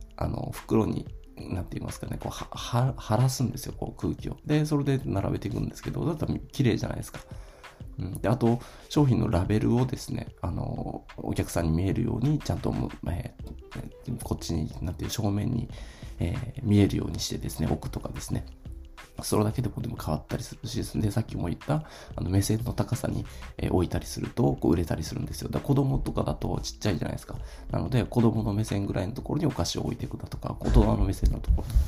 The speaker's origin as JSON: {"language": "Japanese", "town": "Ishigaki", "region": "Okinawa", "country": "Japan", "tie": "born or raised there", "said": "僕はですね、あの、沖縄の石垣島出身なんですけど"}